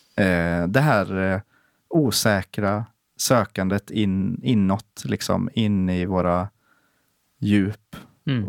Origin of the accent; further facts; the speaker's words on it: Sweden; som svensk